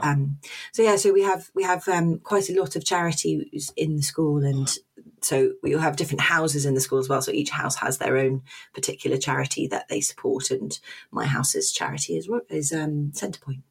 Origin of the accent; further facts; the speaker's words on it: London, United Kingdom; moved away as an adult; also born or lived in Oxford; now in Portsmouth, United Kingdom; I'm from London originally